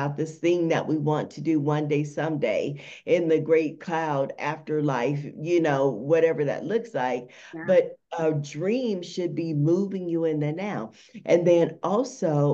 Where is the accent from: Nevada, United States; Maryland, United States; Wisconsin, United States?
Nevada, United States; Las Vegas; I am from Las Vegas, Nevada, the most amazing city ever.